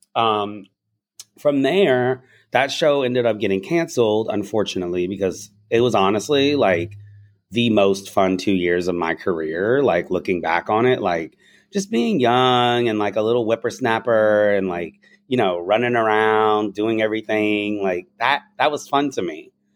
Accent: the South, United States; I'm also from the South, so my little nothing, my slang is probably from there

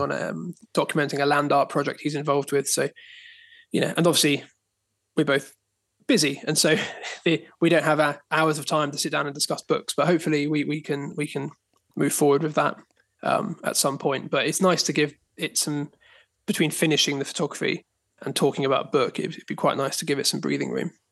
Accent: Dorset, South West England, United Kingdom; now in Dartmoor, United Kingdom; I grew up in Dorset, but my grandparents lived on Dartmoor

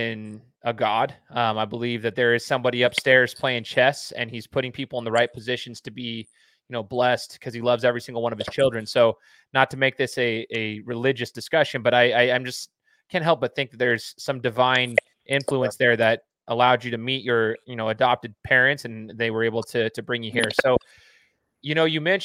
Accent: Idaho, United States; I'm from Idaho

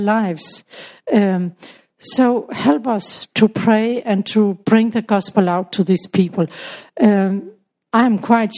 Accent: Denmark; moved away as an adult; now in Tanzania; I'm from Denmark, but I live in Tanzania

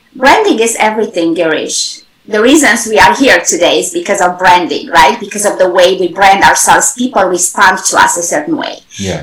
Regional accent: Romania; moved away as an adult; also born or lived in Germany; now in United States; originally from Europe, I grew up in Romania, I studied in Germany, and then right now, United States has been my home for over 20 years.

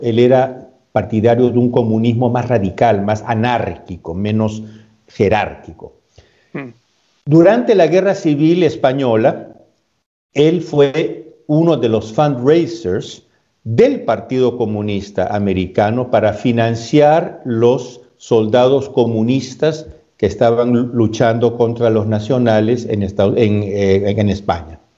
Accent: Peru; also born or lived in Spain; now in Italy; Yo soy, yo soy peruano de, nacimiento

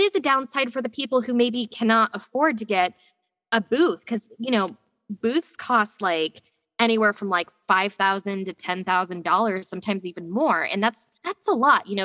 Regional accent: Alaska, United States; I grew up in Alaska

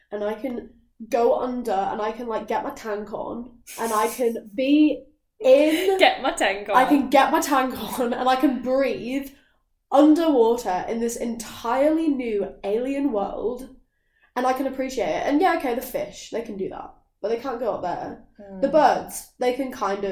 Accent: Lake District, North West England, United Kingdom; moved away; also born or lived in London; I am actually from, like, a very beautiful place in England. Like, I'm from the Lake District

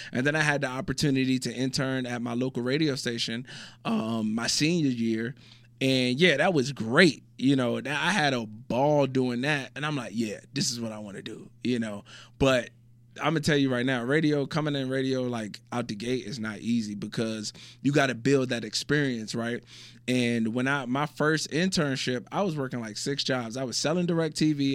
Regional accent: Virginia, United States; moved away as an adult; also born or lived in North Carolina / Illinois / Utah / Malaysia; now in Abu Dhabi, United Arab Emirates; originally from Virginia

